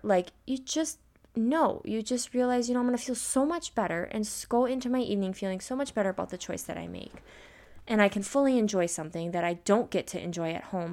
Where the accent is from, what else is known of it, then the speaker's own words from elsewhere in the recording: Midwest, United States; I'm an American, I'm a Midwest girl